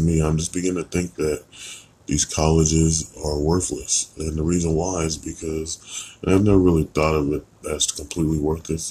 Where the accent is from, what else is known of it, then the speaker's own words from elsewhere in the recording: United States; being born American in a crazy place